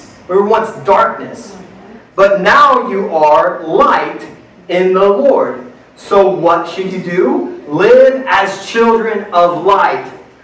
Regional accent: Midwest, United States; I grew up in the Midwest

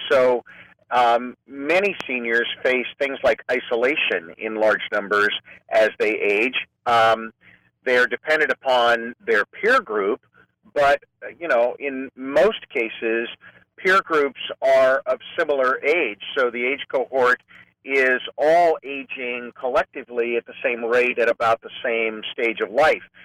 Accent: Clovis, California, United States; moved away as an adult; also born or lived in Fresno / Modesto; now in San Francisco, United States; I'm a native Californian. I grew up in Fresno in the farm region, actually in Clovis.

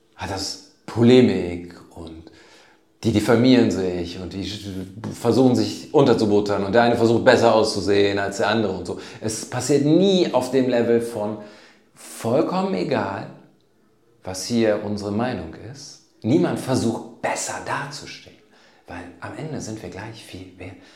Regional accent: Germany; wo kommen Sie eigentlich her? Sage ich Deutschland

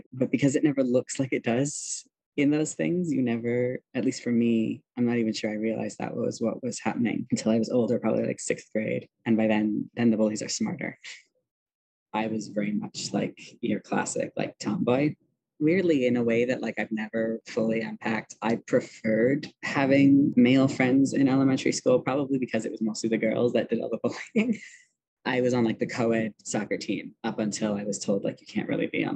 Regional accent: Milwaukee, Wisconsin, United States; moved away; I grew up in Wisconsin in a suburb of Milwaukee

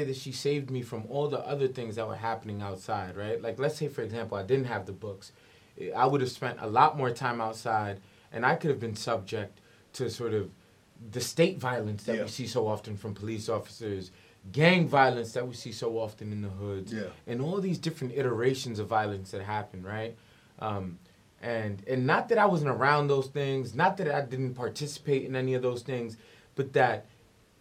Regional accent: New York City, New York, United States; I'm from the South Bronx

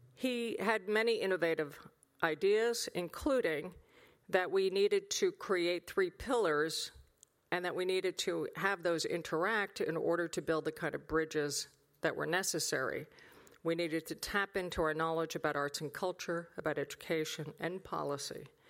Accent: United States; As an American, I was raised with the fundamental idea

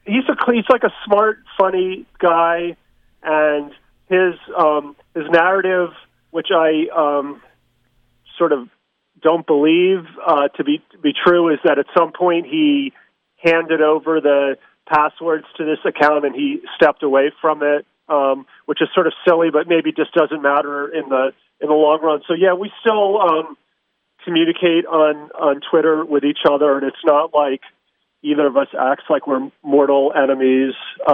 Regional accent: United States

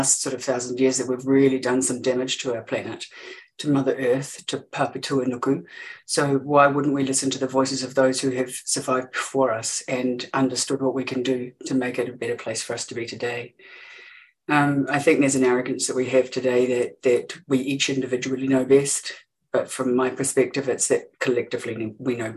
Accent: Gore, Southland, New Zealand; I grew up in Te Waipounamu

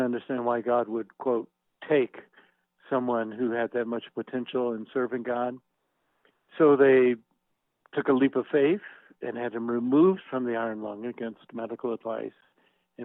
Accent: Atlanta, Georgia, United States; I grew up in Atlanta, Georgia

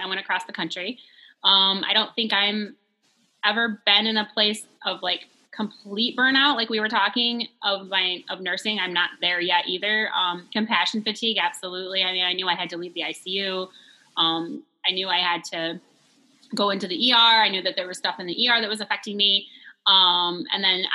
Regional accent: Swartz Creek, Michigan, United States; I grew up in Swartz Creek

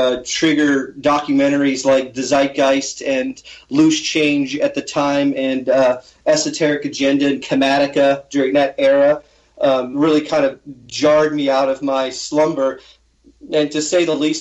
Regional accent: Portland, Maine, United States; I'm from Portland, Maine

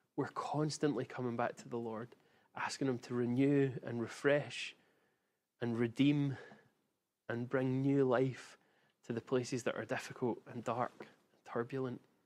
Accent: Glasgow, Scotland, United Kingdom; I grew up in Glasgow, and I watched many a beating up happen in my childhood and teenage years

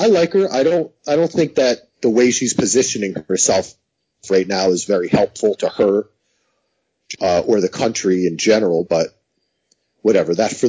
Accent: New York, United States; also born or lived in New Jersey; I grew up in New York and New Jersey.

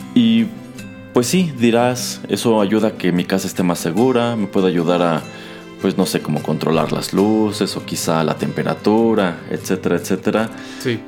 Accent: Mexico; como mexicano

